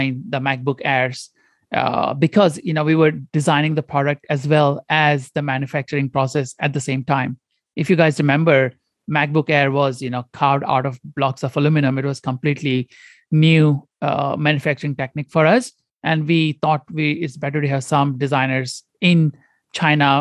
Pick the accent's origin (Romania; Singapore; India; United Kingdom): India; Goa; moved away as an adult; also born or lived in Detroit / Stanford; I grew up in India, in a very small province called Goa